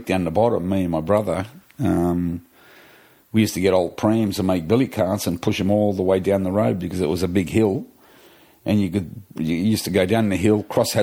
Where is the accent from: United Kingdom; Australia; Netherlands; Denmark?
Australia; Sydney, New South Wales; also born or lived in Kellyville / Oakville; I actually was born and bred in Castle Hill, and then we moved to Kellyville many, many years ago, and born and bred there